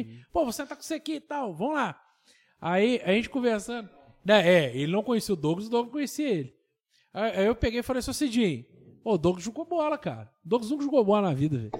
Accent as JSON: {"language": "Portuguese", "town": "Tocantins", "region": "Minas Gerais", "country": "Brazil", "said": "eu sou de Tocantins, do lado de Rodeiro"}